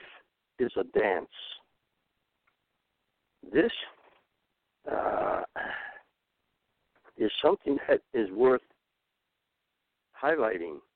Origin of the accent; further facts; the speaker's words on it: Chicago, Illinois, United States; I was raised in Chicago